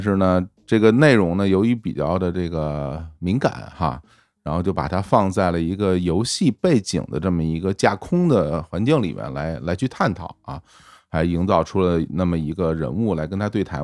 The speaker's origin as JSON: {"language": "Chinese", "region": "Beijing", "country": "China", "accent": "heavy Beijing accent", "said": "我们就是北京口音很重一点儿"}